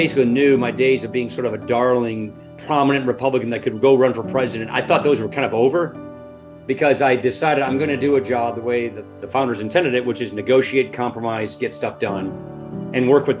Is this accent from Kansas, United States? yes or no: no; Janesville, Wisconsin, United States; I'm born and raised in Janesville, Wisconsin. My family were peasant Irish, you know, potato famine Irish. My family went from Ireland to Wisconsin. Janesville is a town, like a lot of Wisconsin towns, sort of an immigrant cluster town.